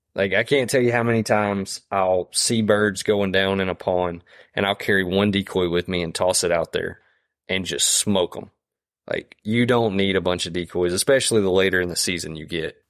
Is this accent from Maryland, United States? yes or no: no; Deep East Texas, United States; moved away as an adult; also born or lived in Louisiana; I grew up in Deep East Texas